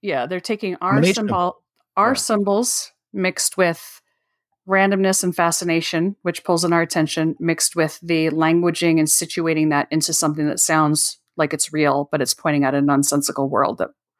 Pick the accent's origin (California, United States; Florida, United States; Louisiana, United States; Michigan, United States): California, United States; So someone took some pictures in the area I grew up in Northern California